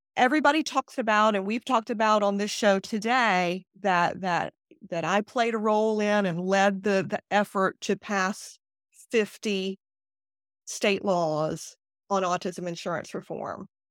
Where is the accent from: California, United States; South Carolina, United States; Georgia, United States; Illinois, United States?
South Carolina, United States; I was born and raised in South Carolina, and I wanted to be able to stay in South Carolina